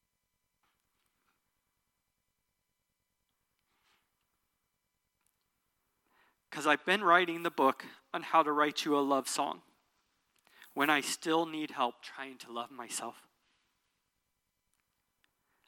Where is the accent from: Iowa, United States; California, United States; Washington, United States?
Iowa, United States; Southeast; moved away; also born or lived in Springfield, Missouri; I grew up like in Iowa, Southeast Iowa